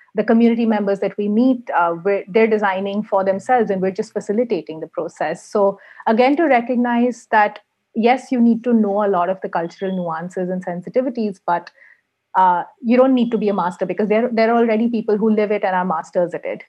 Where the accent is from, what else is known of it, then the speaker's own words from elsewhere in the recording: India; moved away as an adult; now in Helsinki, Finland; I am Indian, but I live in Helsinki at the moment.